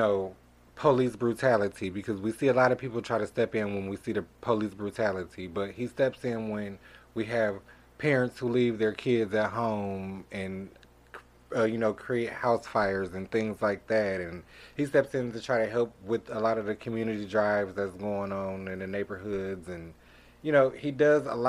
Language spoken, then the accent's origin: English; Milwaukee, Wisconsin, United States; I'm from Milwaukee, Wisconsin